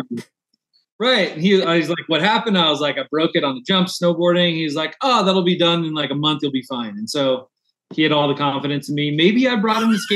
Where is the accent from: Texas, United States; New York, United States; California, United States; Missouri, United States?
California, United States; Southern; now in Denver, United States; I'm from Southern California.